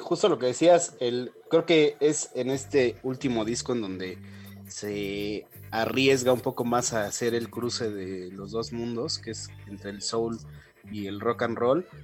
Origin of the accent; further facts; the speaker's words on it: Mexico; uno como mexicano